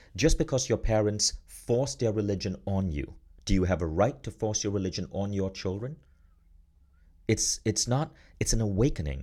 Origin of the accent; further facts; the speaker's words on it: Malaysia; moved away as an adult; also born or lived in United States; now in Estonia; I grew up in Malaysia, and I've now left Malaysia. I now live in Estonia.